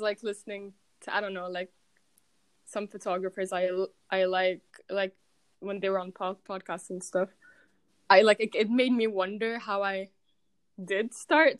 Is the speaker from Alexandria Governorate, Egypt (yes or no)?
no; Cairo, Cairo Governorate, Egypt; moved away as an adult; also born or lived in Lyon, France / Manchester, England; I'm from Cairo.